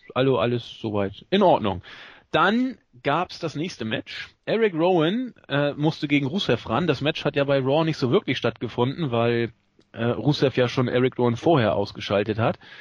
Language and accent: German; Northern Germany, Germany; accent: norddeutsch; mit meinem norddeutschen Akzent